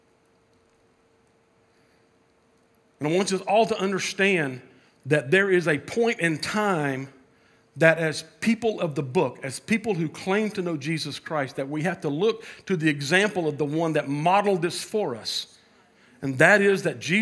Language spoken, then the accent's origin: English; United States; I love being American.